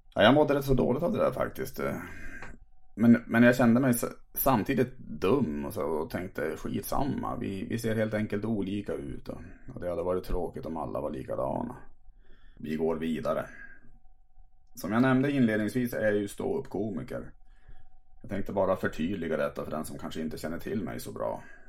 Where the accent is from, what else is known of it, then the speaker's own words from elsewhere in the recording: Tärnaby, Västerbotten County, Sweden; min födelseort Tärnaby